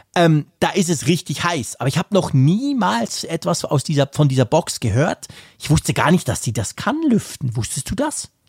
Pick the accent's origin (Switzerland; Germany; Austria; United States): Switzerland; bei uns in der Schweiz